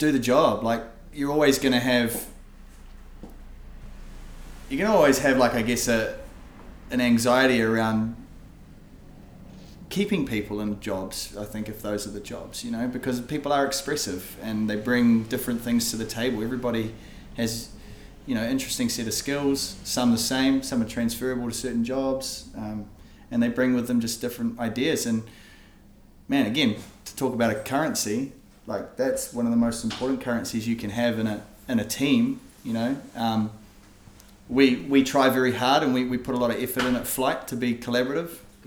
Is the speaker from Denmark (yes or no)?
no; Hawke's Bay, New Zealand; moved away; also born or lived in Auckland; growing up in Hawke's Bay